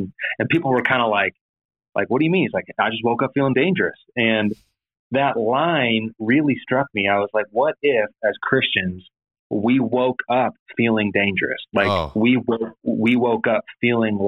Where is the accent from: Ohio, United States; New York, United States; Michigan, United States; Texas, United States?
Ohio, United States; Cleveland; moved away; I'm originally from Cleveland, Ohio